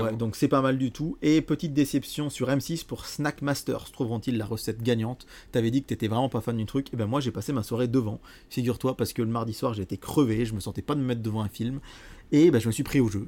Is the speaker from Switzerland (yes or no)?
no; Bourbon-Lancy, Bourgogne-Franche-Comté, France; chez nous, à Bourbon-Lancy